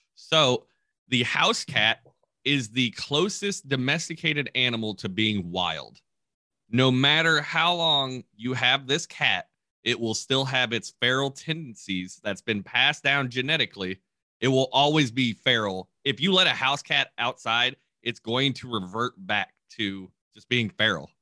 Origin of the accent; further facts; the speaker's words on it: Kentucky, United States; moved away; where I grew up in Kentucky